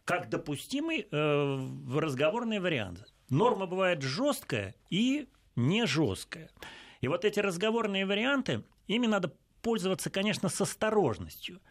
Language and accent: Russian; Russia; мы, русские